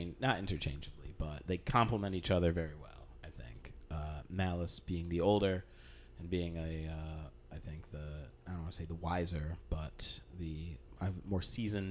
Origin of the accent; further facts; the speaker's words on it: upstate New York, United States; Those upstate towns that are burnt out, that don't have shit to live. I'm from one